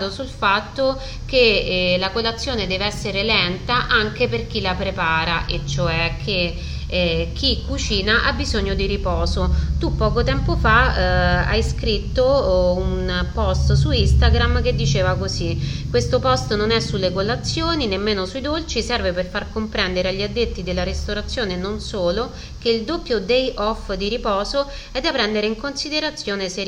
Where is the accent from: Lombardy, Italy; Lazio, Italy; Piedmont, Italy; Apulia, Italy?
Lazio, Italy; Rome; vabbè, sono romana, quando vedo un maritozzo con dei ripieni di questo tipo mi viene un po'